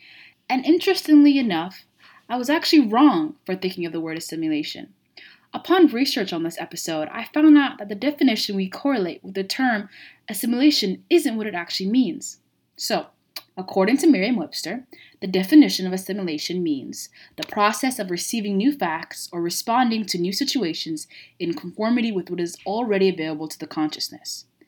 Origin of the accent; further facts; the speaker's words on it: Saudi Arabia; I didn't grow up in Somalia. I grew up in the most part in Saudi.